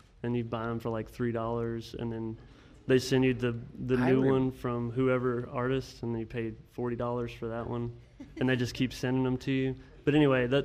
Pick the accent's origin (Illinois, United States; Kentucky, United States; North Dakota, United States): Kentucky, United States; Cynthiana; I'm from Cynthiana, Kentucky. I was born and raised there and lived there until I graduated high school